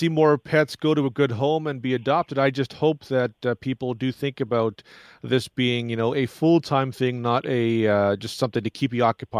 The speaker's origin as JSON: {"language": "English", "town": "Toronto", "region": "Ontario", "country": "Canada", "tie": "born or raised there", "said": "growing up in Toronto."}